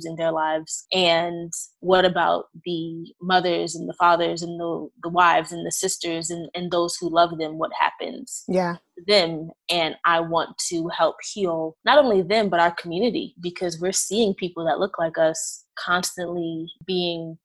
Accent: New York City, New York, United States; now in Maryland, United States; I am originally from Brooklyn, New York, but I'm currently practicing in Maryland

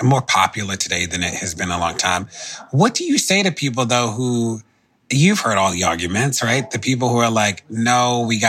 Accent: Baltimore, Maryland, United States; I grew up in Baltimore

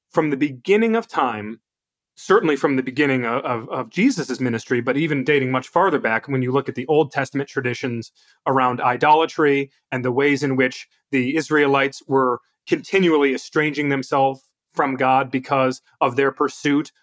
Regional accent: United States; I'm proud to be an American

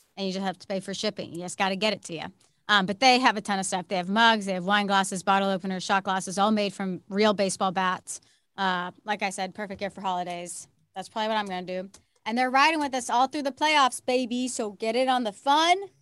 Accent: Houston, Texas, United States; moved away; I grew up a very big Astros fan. I'm from Houston.

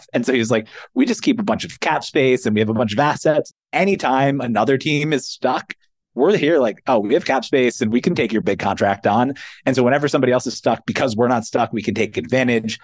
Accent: outside Philadelphia, Pennsylvania, United States; I grew up outside Philadelphia, huge Philly sports fan

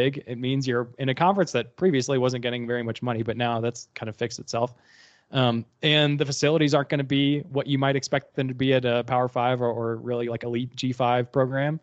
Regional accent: St. Louis, Missouri, United States; moved away as an adult; also born or lived in Tulsa, Oklahoma; We're both from St. Louis, Missouri

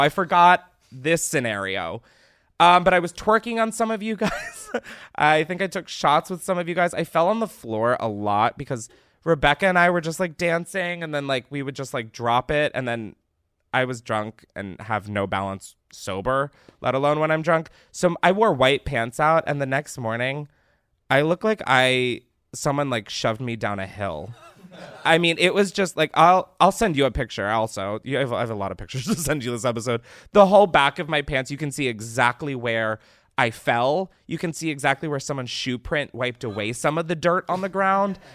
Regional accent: East Coast, United States; I'm fucking from the East Coast. I live a state below New Jersey

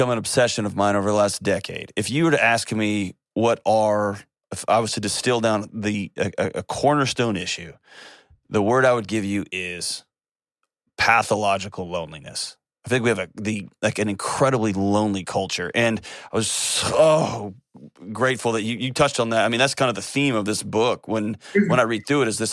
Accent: Texas, United States; moved away as an adult; I'm a lifelong Texan. I was born and raised in Texas

